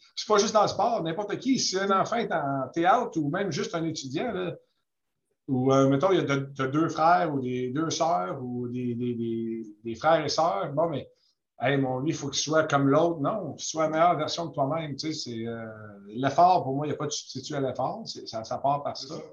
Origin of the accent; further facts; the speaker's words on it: Quebec, Canada; je suis né au Québec